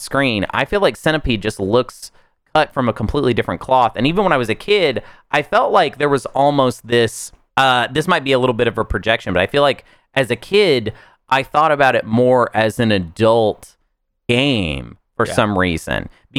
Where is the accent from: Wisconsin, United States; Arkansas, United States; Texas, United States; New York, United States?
Arkansas, United States; Pine Bluff; I mean, I grew up in Pine Bluff, Arkansas.